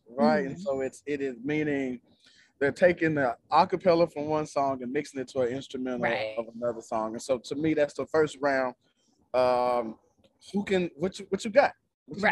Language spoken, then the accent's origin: English; Memphis, Tennessee, United States; we're from Memphis